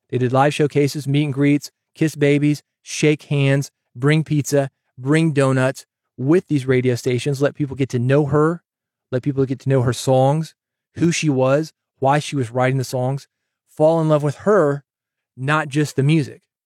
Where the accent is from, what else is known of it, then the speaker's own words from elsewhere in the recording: Nashville, Tennessee, United States; I'm from Nashville